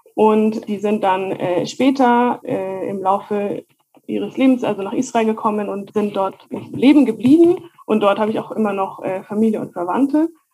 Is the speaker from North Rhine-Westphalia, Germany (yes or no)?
no; Heidelberg, Baden-Württemberg, Germany; born or raised there; also born or lived in Jerusalem / Mannheim / Munich